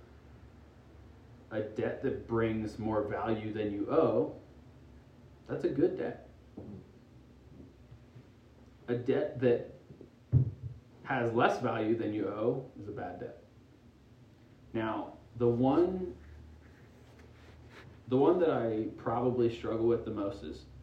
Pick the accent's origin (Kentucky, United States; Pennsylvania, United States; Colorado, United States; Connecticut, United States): Pennsylvania, United States; moved away; I'm from Pennsylvania originally. And I grew up distinctly middle class.